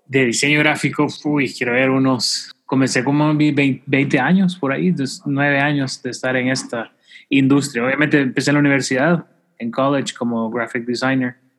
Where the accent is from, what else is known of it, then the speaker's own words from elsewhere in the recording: El Salvador; los salvadoreños sí hablamos paja